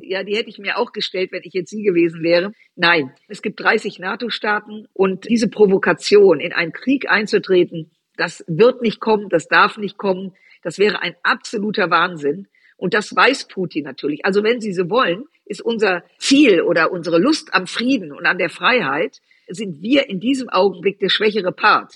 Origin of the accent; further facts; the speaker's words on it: Düsseldorf, North Rhine-Westphalia, Germany; ich bin in Düsseldorf groß geworden, aufgewachsen